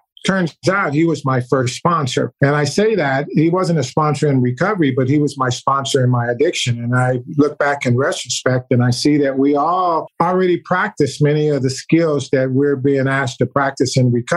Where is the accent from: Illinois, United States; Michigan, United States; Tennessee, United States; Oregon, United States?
Illinois, United States; Chicago; also born or lived in Germany; I moved from Germany when I was 5 years old to Chicago, where I was raised